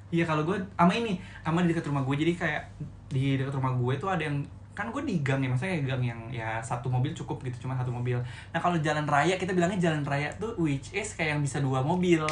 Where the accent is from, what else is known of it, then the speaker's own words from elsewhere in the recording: Jakarta, Indonesia; tebet itu tempat gue